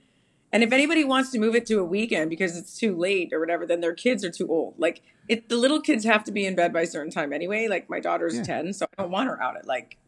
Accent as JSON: {"language": "English", "country": "Canada", "moved": "yes", "lives_now": "United States", "said": "I'm from Canada."}